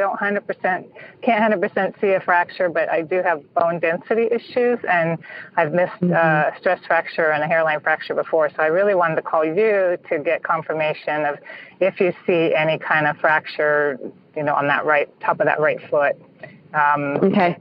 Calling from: San Francisco Bay Area, California, United States; calling from the San Francisco Bay Area

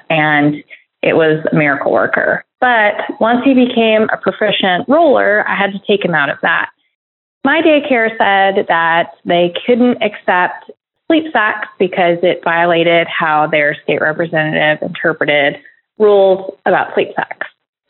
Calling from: Dallas, Texas, United States; I'm calling from Dallas, Texas.

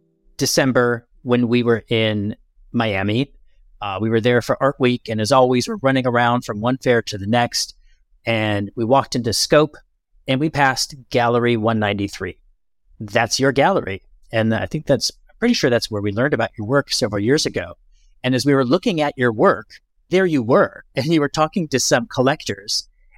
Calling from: Lisbon, Portugal; I'm dialing in from Lisbon, but not complaining about it.

